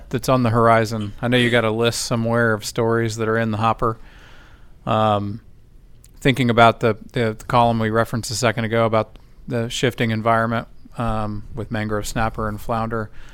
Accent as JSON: {"language": "English", "area": "Rockport, Portland, Corpus Christi area", "region": "Texas", "country": "United States", "tie": "born or raised there", "said": "I grew up in the Rockport, Portland, Corpus area"}